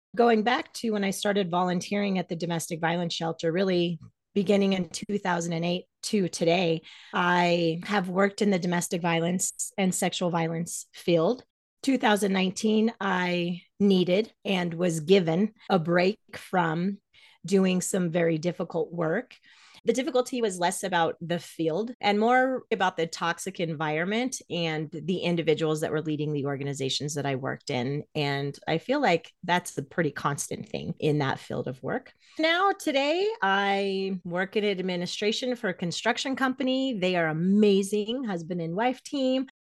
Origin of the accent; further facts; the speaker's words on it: Greeley, Colorado, United States; also born or lived in New York; I was raised in Greeley, Colorado, as a Jehovah's Witness